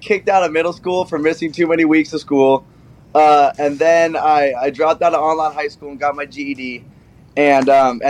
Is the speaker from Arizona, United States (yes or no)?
yes; Mesa, Arizona, United States; I'm from Mesa, Arizona, where we'd be skating like 114 dry heat